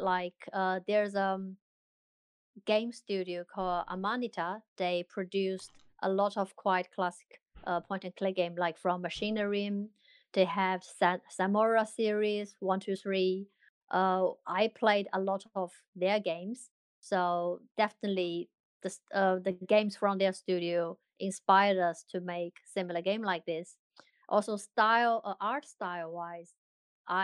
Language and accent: English; China; now in London, United Kingdom; we're all from China, but we all scattered around the world at the moment. I am based in London.